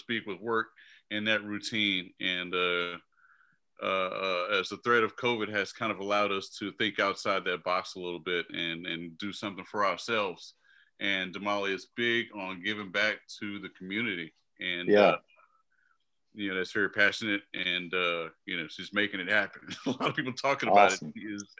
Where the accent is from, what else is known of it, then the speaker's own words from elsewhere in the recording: Houston, Texas, United States; moved away as an adult; now in Washington, DC, United States; I am from Houston, Texas. I moved here probably close to, 13 years ago